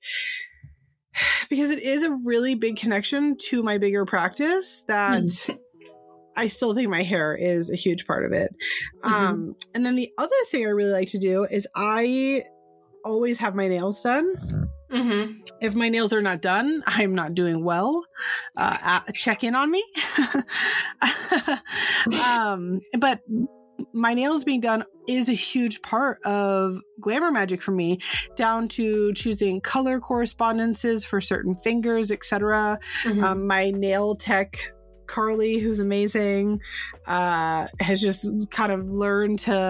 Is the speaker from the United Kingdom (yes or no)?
no; San Francisco, California, United States; moved away; I'm from San Francisco originally